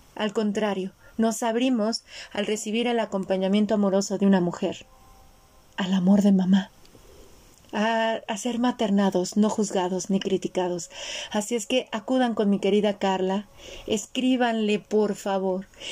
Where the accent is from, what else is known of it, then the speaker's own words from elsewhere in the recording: Mexico; yo nací en México, soy la primer mezcla dentro de mi árbol, del lado de mi mamá, entre los países europeos y México